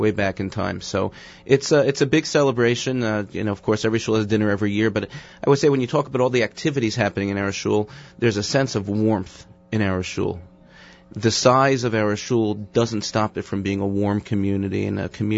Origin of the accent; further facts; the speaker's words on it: New York City, New York, United States; growing up in Brooklyn